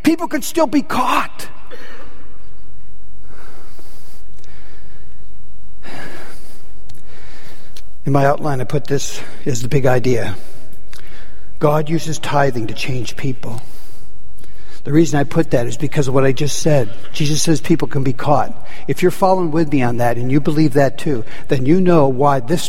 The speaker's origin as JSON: {"language": "English", "region": "Minnesota", "country": "United States", "tie": "born or raised there", "said": "I grew up in Minnesota"}